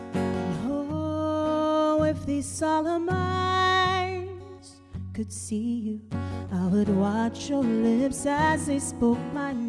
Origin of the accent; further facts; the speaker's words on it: South Carolina, United States; also born or lived in Atlanta; now in Nashville, United States; I was living in Atlanta before I moved to Nashville 5 years ago. And I'm originally from South Carolina. And only when I say South Carolina does a twang come out.